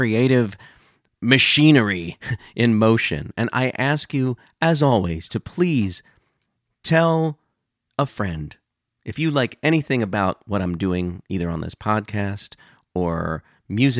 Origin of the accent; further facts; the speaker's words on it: Delaware, United States; my home state of Delaware